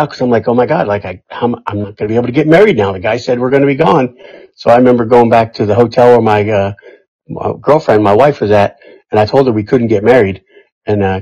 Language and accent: English; New York, United States; moved away as an adult; also born or lived in Irvine, California; I grew up in New York